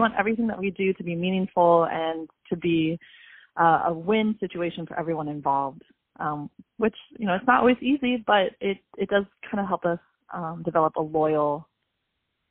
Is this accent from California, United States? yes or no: yes; San Diego, California, United States; also born or lived in Honduras; I grew up in San Diego